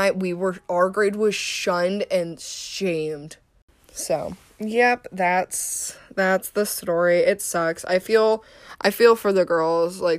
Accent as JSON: {"language": "English", "town": "Cleveland", "region": "Ohio", "country": "United States", "said": "How do you know Cleveland? I'm from Cleveland"}